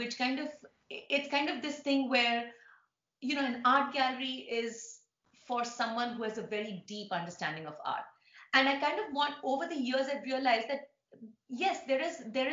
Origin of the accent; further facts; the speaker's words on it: India; now in New York City, United States; being an Indian, growing up in India, but living in New York